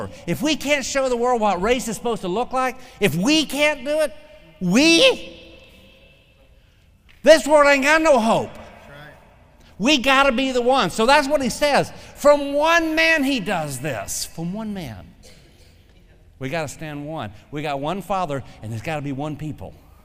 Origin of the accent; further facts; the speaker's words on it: the South, United States; I'm a Southerner